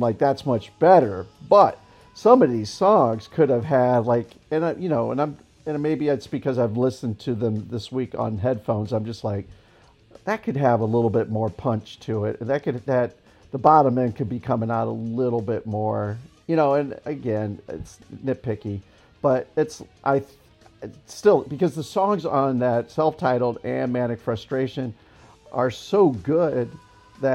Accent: Akron, Ohio, United States; I'm actually from Akron.

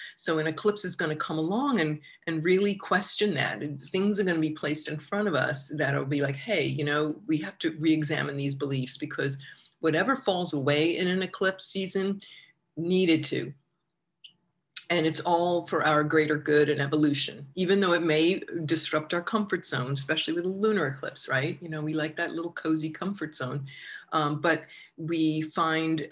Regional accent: Long Island, New York, United States; growing up on Long Island

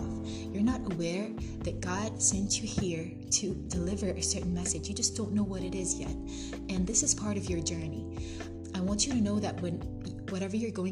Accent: Jordan; moved away as an adult; now in Algeria; I study abroad in Algeria, and I'm from Jordan

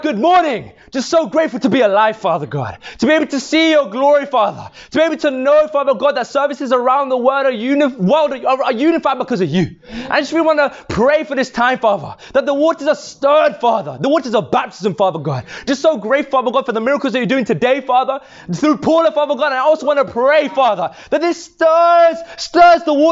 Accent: London, United Kingdom; moved away as an adult; now in Birmingham, United Kingdom; Originally growing up in London. Yes. Yes. In West London. Yes. Right? So I grew up there for 21 years of my life

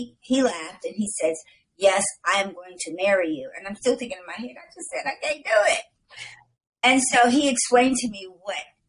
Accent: Chicago, Illinois, United States; moved away as an adult; now in Moreno Valley, United States; I'm from Chicago

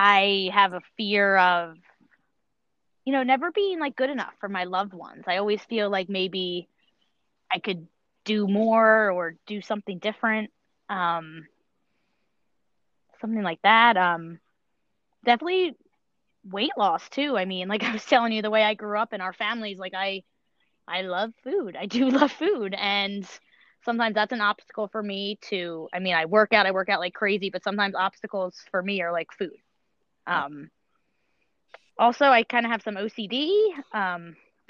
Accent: King of Prussia, Pennsylvania, United States; I grew up in King of Prussia, so it's not really far. I moved to this area probably about four years ago

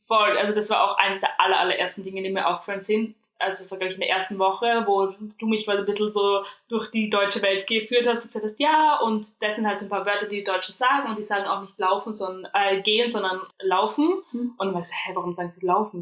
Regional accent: Austria; accent: Austrian; moved away as an adult; now in Germany; ich komme aus Österreich

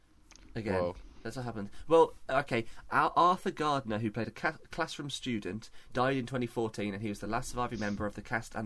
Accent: United Kingdom; the rest of Europe looks down on us for eating beans on toast.

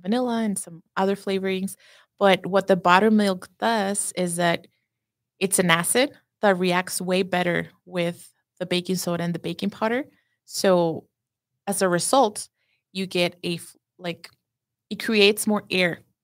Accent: Juárez, Chihuahua, Mexico; first language Spanish; English is a second language; now in United States

